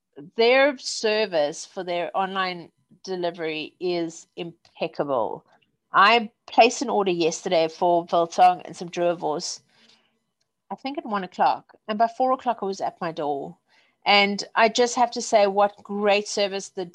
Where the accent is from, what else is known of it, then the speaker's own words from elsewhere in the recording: South Africa; also born or lived in Wimbledon, London; now in London, United Kingdom; I'm South African